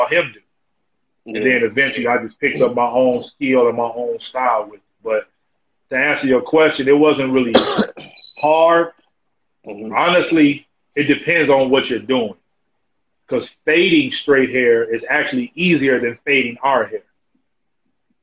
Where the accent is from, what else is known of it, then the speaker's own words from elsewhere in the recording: Chicago, Illinois, United States; I'm from Chicago